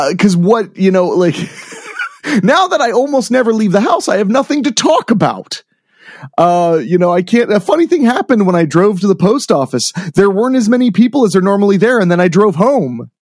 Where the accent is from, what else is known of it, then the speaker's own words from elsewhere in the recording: Midwest, United States; I grew up in the Midwest